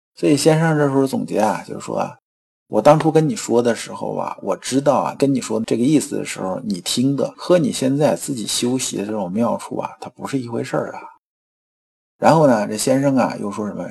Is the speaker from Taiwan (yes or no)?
no; China; 我们中国人